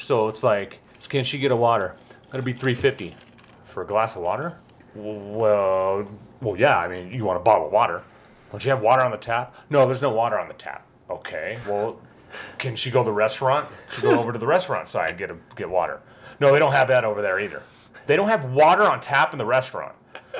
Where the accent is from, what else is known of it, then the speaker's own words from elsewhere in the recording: Las Vegas, Nevada, United States; now in Idaho, United States; growing up in Vegas